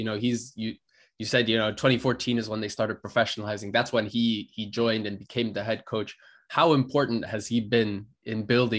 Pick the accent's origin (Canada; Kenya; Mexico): Kenya; for me as a Kenyan